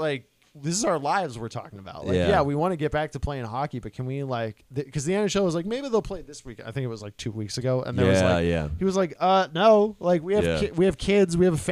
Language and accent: English; United States; we're American